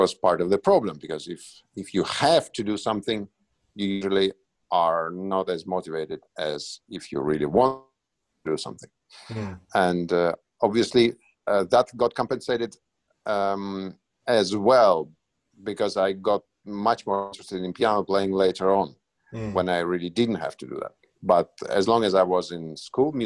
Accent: Moscow, Russia; moved away; also born or lived in Helsinki; I was born in Moscow

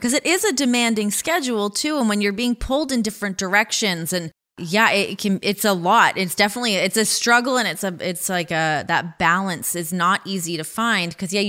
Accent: Ajax, Ontario, Canada; moved away as an adult; now in United States; Oh, I grew up in Ajax.

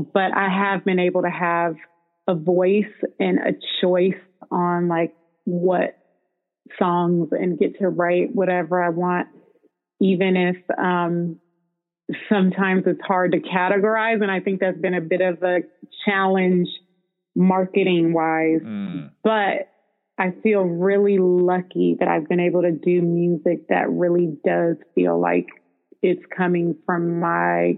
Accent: Bay Area, California, United States; growing up in the Bay Area

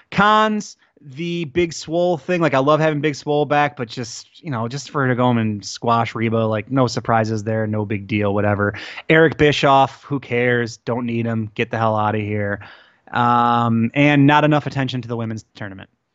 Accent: Detroit, Michigan, United States; also born or lived in Logan Square, Chicago; now in Chicago, United States; I grew up in Detroit

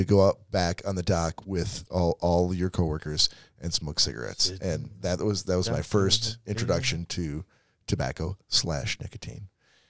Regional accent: Dearborn, Michigan, United States; born or raised there

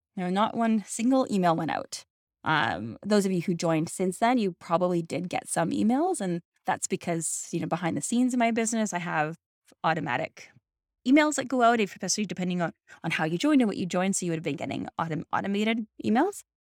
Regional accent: Canada; I'm Canadian

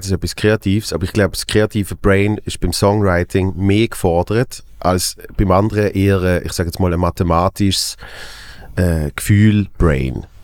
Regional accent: Basel, Basel-Stadt, Switzerland; als Basler, finde ich recht lustig.

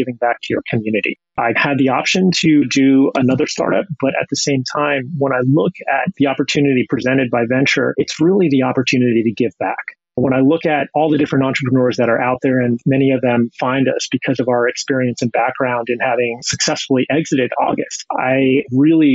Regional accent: Pennsylvania, United States; moved away as an adult; also born or lived in Boston; I grew up in Pennsylvania, child of two physicists

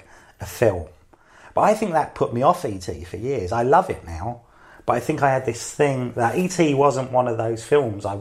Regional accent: London, United Kingdom; I grew up in London. I grew up in the city. My family are from Cumbria.

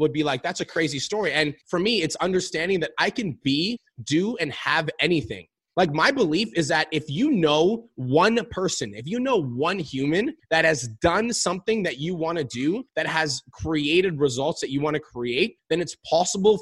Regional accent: Calgary, Alberta, Canada; I was born and raised in Calgary, Alberta.

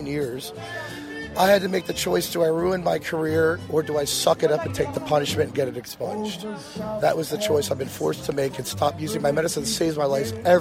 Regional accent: Pennsylvania, United States; Proud, born and raised in Pennsylvania

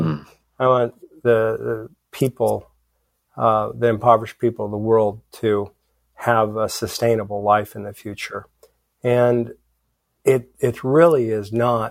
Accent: Philippines; moved away; I grew up in the Philippines

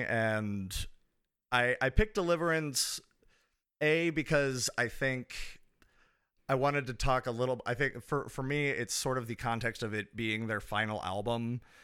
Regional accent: Kansas City, Missouri, United States; I am from the United States. Specifically, I am from Kansas City, Missouri

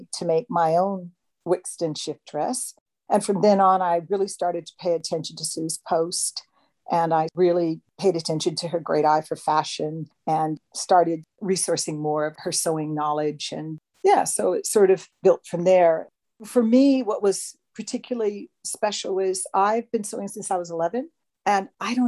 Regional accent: Hawaii, United States; now in Hobart, Australia; I live in Hobart. So in Hobart, you know, I grew up in Hawaii.

